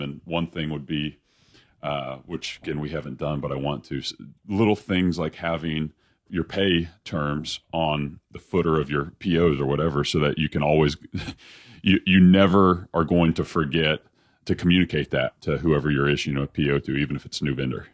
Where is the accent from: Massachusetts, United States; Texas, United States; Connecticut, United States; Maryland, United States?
Texas, United States; Dallas; born or raised there